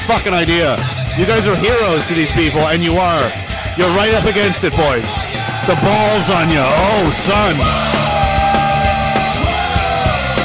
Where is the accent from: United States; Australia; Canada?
Canada; Pictou, Nova Scotia; I'm from Pictou, Nova Scotia